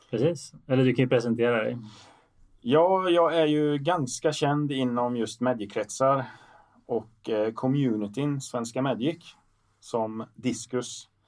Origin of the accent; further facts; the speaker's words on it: Sweden; Jag är inte östgöte, jag är eh, en sån här, jag kallar mig svensk.